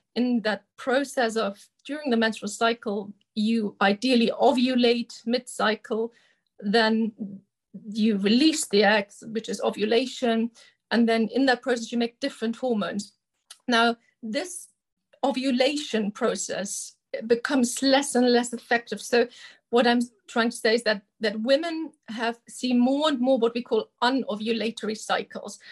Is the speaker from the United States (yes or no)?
no; Germany; moved away as an adult; now in United Kingdom; originally, I'm from Germany, where I did my medical school training, and then I came to the UK as a junior doctor